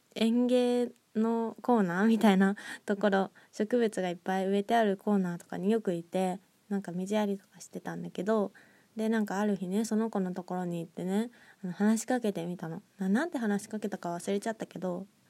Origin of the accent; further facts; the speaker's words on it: Nagoya, Aichi, Japan; 私の出身地は愛知県の名古屋市ですね。